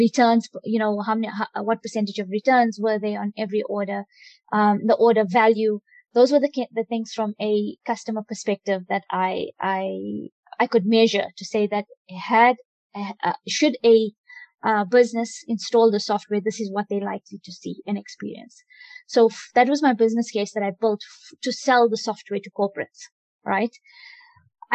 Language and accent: English; South Africa; Although I'm Indian, I'm born in South Africa, I am very African